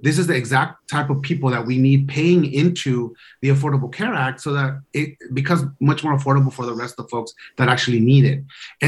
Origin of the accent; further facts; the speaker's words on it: Los Angeles, California, United States; accent: LA; I'm like, no, that's my LA accent.